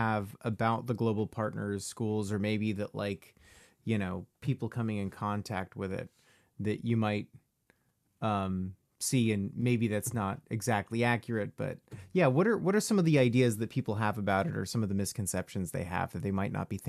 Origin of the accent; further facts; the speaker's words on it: United States; I'm from the United States, 3,000 miles away from here.